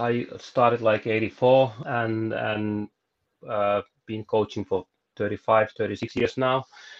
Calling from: Jyväskylä, Central Finland, Finland; I'm coming from Jyväskylä, Finland, from our sauna, actually. I live by the lake, like 10 kilometers from the pool or center of the city.

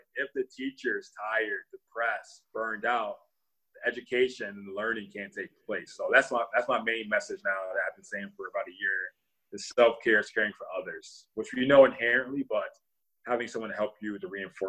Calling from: Milwaukee, Wisconsin, United States; Milwaukee, Wisconsin, but specifically I'm in my office at my home.

